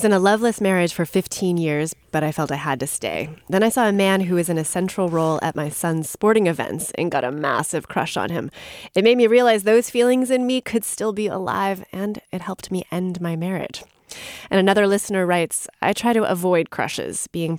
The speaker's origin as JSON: {"language": "English", "country": "United States", "tie": "born or raised there", "said": "Being half French, but growing up in America, I find that there is so much shame, judgment, and taboo around romance and sexuality coming from our Puritan roots"}